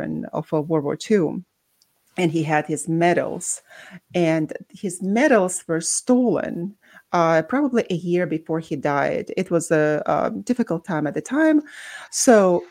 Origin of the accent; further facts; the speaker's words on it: Baku, Azerbaijan; moved away; born and raised in Baku, Azerbaijan, but that's also with a Russian background.